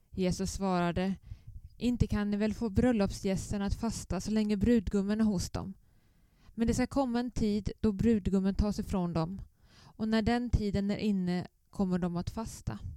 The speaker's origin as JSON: {"language": "Swedish", "region": "Östergötland", "country": "Sweden", "also_born_or_lived": "Blekinge / Skåne / Nynäshamn", "accent": "southern Östergötland dialect", "lives_now": "Helsingborg, Sweden", "said": "Men som ni hör på min dialekt så är jag inte skåning. Om ni vill placera den så är den i södra Östergötland. Men jag har jobbat i Blekinge, i Skåne, i Nynäshamn."}